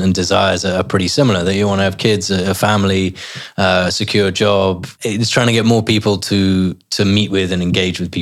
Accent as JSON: {"language": "English", "area": "Herefordshire", "region": "West Midlands", "country": "United Kingdom", "tie": "born or raised there", "moved": "yes", "said": "I grew up in Herefordshire, so a long way away from the Middle East"}